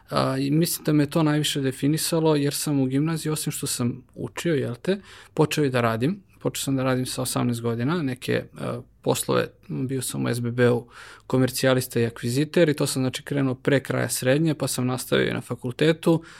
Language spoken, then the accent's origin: Croatian; Kragujevac, Šumadija, Serbia; ja kao Kragujevčanin